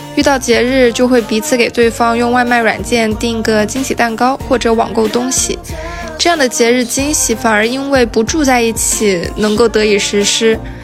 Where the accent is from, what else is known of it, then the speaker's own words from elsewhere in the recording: Shenzhen, Guangdong, China; moved away; 我一个土生土长，深圳人